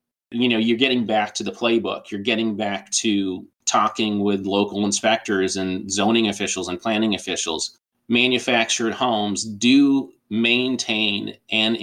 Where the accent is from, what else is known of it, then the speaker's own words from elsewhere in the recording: Tucson, Arizona, United States; I grew up in Tucson, Arizona